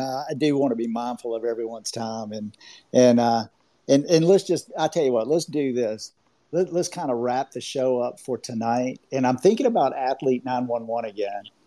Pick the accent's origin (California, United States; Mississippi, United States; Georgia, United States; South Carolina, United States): Georgia, United States; accent: Southern; I have a little bit of a Southern accent. I'm from Georgia